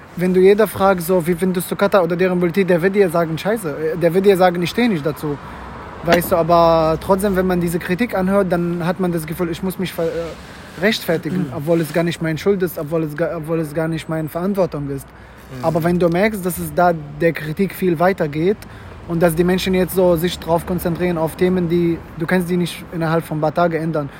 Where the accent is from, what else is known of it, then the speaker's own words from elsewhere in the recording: Syria; German is a second language; moved away as an adult; also born or lived in Mecca (ancestry) / Gulf countries; now in Germany; ich bin in Syrien aufgewachsen